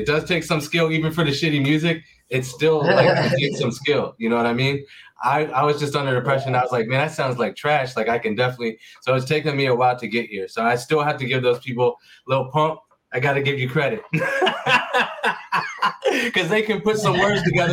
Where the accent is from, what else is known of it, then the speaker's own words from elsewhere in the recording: Pittsburgh, Pennsylvania, United States; also born or lived in Maryland / Virginia; now in Hanover, United States; I'm from Pittsburgh, PA